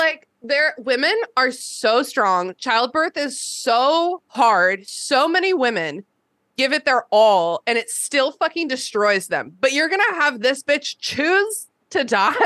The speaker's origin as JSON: {"language": "English", "town": "Burke", "region": "Virginia", "country": "United States", "tie": "born or raised there", "said": "I grew up in Burke, Virginia, kind"}